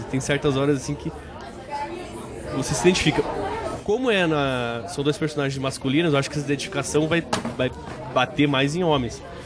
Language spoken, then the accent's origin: Portuguese; Brazil; eu, como brasileiro